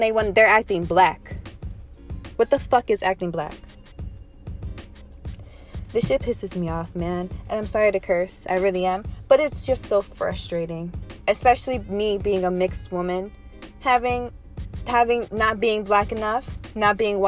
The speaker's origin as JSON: {"language": "English", "country": "United States", "said": "as American citizens"}